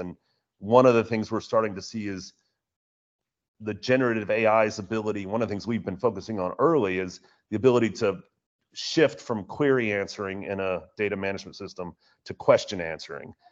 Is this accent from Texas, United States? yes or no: yes; Houston, Texas, United States; my hometown of Houston